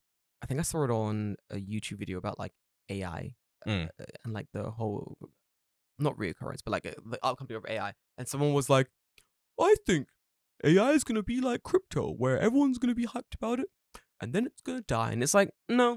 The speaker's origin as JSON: {"language": "English", "region": "California", "country": "United States", "lives_now": "Japan", "said": "I have no personality outside of being from California."}